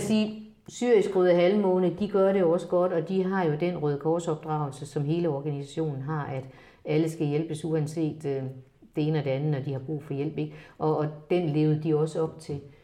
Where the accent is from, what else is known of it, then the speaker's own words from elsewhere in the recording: Denmark; jeg er faktisk også en af de danskere